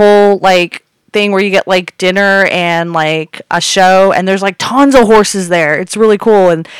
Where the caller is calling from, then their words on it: Buena Park, California, United States; I'm calling from Buena Park, California.